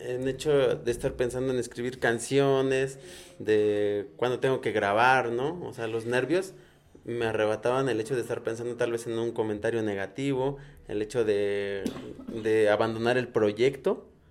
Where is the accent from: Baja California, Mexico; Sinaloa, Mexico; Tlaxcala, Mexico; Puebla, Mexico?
Tlaxcala, Mexico; San Francisco Tlaltenco / San Francisco; yo soy de San Francisco de Tlanocan